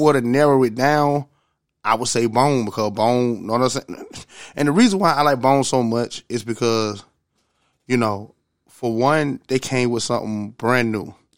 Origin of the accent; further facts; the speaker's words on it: the South, United States; I'm from the South